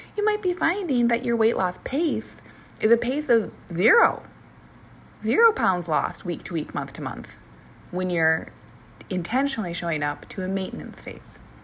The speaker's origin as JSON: {"language": "English", "region": "Minnesota", "country": "United States", "also_born_or_lived": "Portland", "moved": "yes", "said": "I'm from Minnesota"}